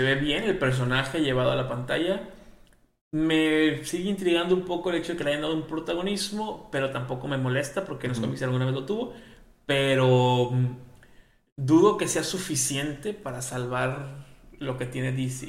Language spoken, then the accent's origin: Spanish; Mexico; nosotros que somos mexicanos